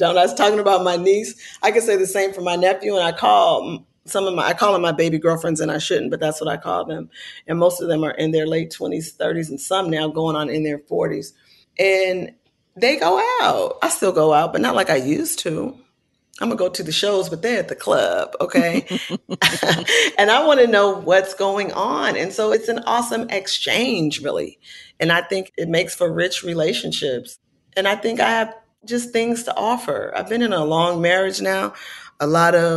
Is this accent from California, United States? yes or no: yes; Oakland, California, United States; my hometown